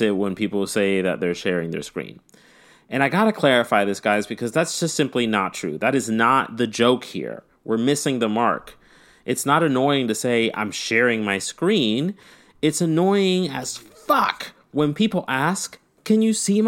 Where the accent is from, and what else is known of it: the South, United States